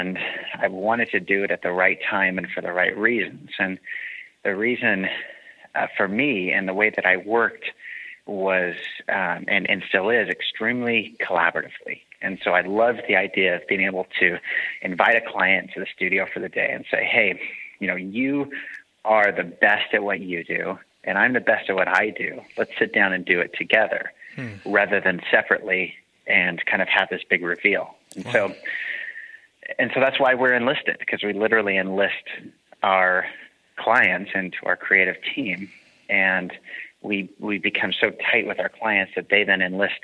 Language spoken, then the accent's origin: English; Central Coast, California, United States; moved away; also born or lived in Utah / San Francisco; I grew up in Central Coast, California